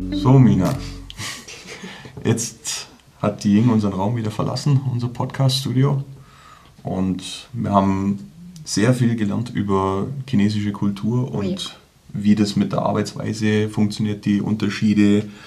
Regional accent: Germany; wir Deutsche

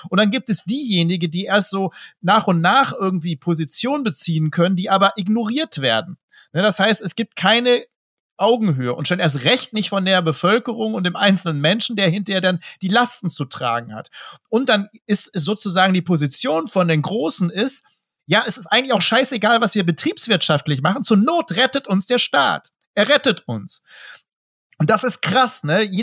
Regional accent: Dortmund, North Rhine-Westphalia, Germany; Also da muss ich natürlich als Dortmunder sagen, da krieg, krieg ich wirklich wirklich Pickel.

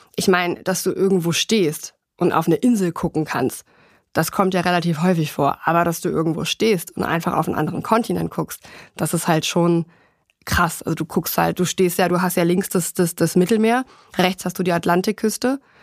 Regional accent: Germany; bei uns in Deutschland

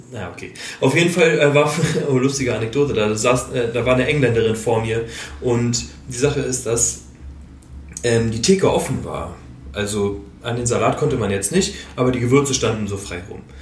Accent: Berlin, Germany; Also ich bin Berliner

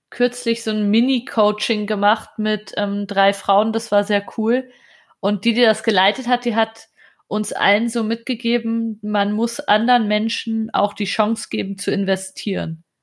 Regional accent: Germany; bei uns in Deutschland.

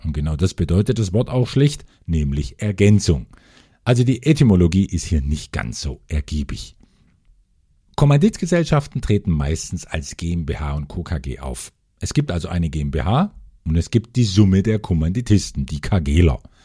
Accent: Germany; bei uns in Deutschland

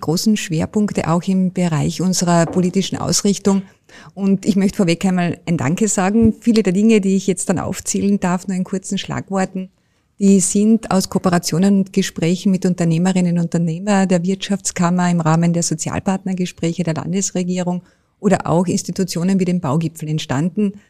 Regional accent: Carinthia, Austria; als Kärntnerin und Kärntnerin

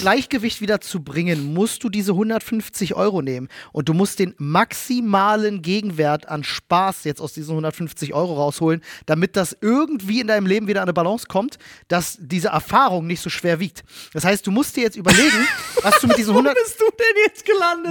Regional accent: Germany; als Deutscher

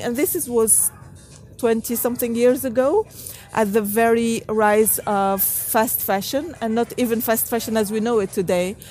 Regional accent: Tunisia; I grew up in Tunisia, a country in North Africa

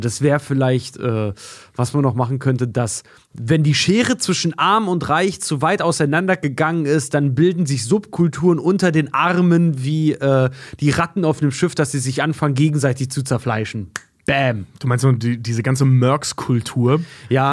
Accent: Germany; wir als, als Deutsche

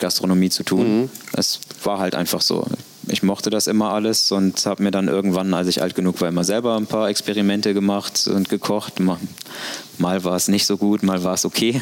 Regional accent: Cologne, North Rhine-Westphalia, Germany; now in Hamburg, Germany; ich bin Kölner

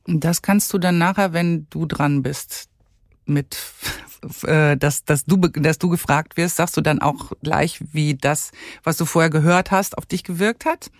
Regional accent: Germany; hier bei uns in Deutschland

